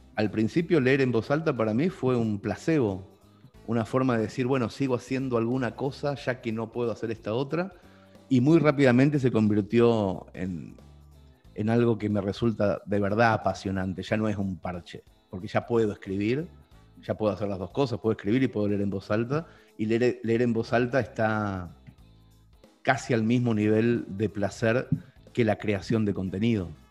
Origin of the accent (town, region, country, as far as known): Mercedes, Buenos Aires Province, Argentina; born or raised there; moved away as an adult; now in Spain